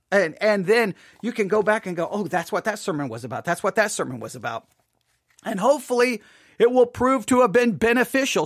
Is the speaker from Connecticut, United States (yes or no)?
no; Buffalo Gap, Texas, United States; I grew up in Buffalo Gap, Texas